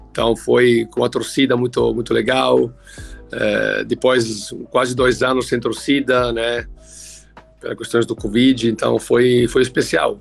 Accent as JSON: {"language": "Portuguese", "country": "Italy", "tie": "born or raised there", "second_language": "Portuguese", "moved": "as an adult", "lives_now": "Brazil", "said": "eu comecei a jogar muito novo, com 13 anos, né, lá na Itália, onde eu morava. Eu sou italiano de nascimento"}